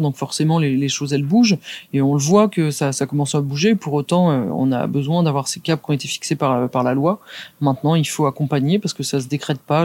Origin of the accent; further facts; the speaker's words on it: Saint-Germain-en-Laye, Île-de-France, France; also born or lived in Poissy / Andrésy; je suis né à Saint-Germain-en-Laye